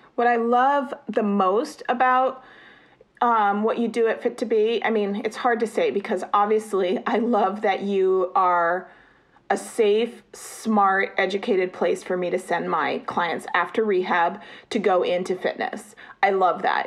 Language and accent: English; United States; as an American